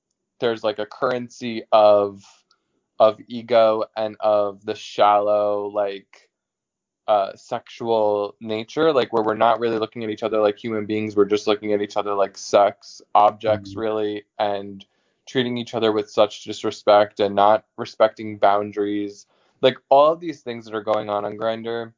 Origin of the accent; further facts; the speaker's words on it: New York, United States; I'm from New York.